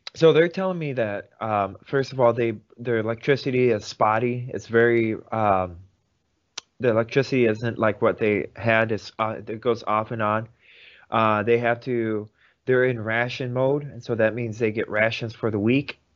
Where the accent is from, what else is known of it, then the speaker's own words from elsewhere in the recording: Vladikavkaz, North Ossetia–Alania, Russia; now in United States; I was born in Vladikavkaz, Russia, which is about um, 500 miles away from Sochi.